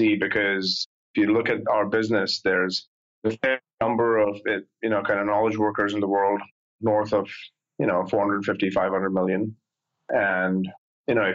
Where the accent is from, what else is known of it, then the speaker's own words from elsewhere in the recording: India; moved away as an adult; now in United States; I grew up in India. I came here when I was 19